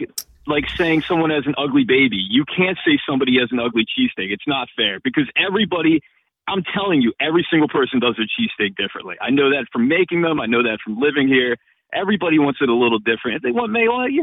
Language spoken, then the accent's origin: English; Philadelphia, Pennsylvania, United States; being a Philadelphian, being from this area